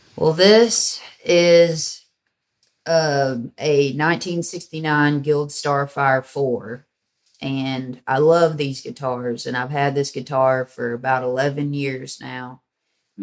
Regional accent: Hickman, Kentucky, United States; also born or lived in Western Tennessee; now in Murray, United States; I was born in Western Tennessee, raised in Western Kentucky in a small town called Hickman, which was on the Mississippi River.

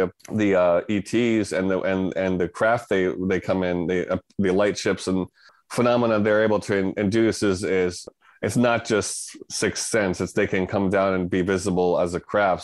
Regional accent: Connecticut, United States; moved away; I'm from Connecticut originally.

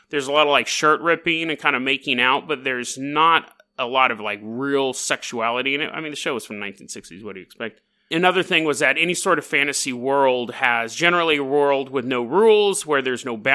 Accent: Canada; hey, oi, matey, I'm from Canada.

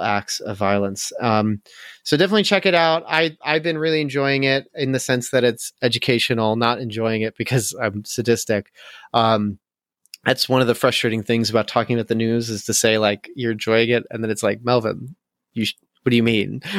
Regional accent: United States; as an American

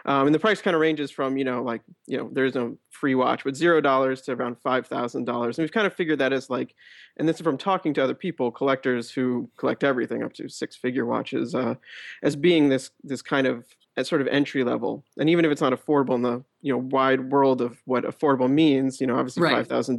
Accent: New York City, New York, United States; I am a 30-year-old based in New York. I grew up in New York City as well.

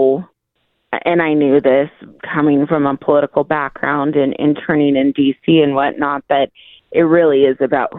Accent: Perris, California, United States; So I grew up there, worked in Riverside

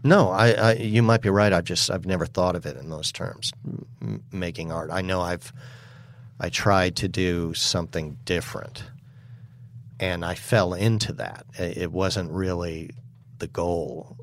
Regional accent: New York City, New York, United States; I was raised in New York City

